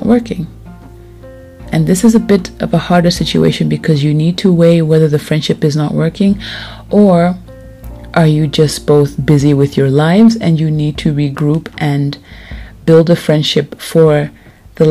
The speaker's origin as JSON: {"language": "English", "town": "Lusaka", "region": "Lusaka Province", "country": "Zambia", "tie": "born or raised there", "moved": "yes", "said": "I moved, yet again, to Lusaka, Zambia, where I'm from. I am back in my hometown."}